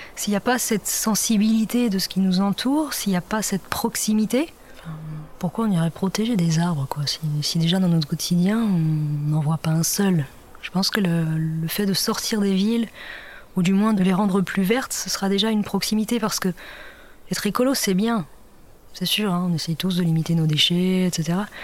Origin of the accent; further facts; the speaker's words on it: between Nantes and Saint-Nazaire, Pays de la Loire, France; also born or lived in Brittany; Je suis née en Bretagne, euh, en pleine campagne, et, euh, donc j'ai grandi euh, entre Nantes et Saint-Nazaire.